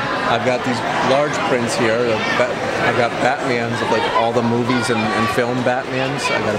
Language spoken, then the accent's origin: English; Middletown, New York, United States; I'm from out of town. I'm from Middletown in Orange County in New York.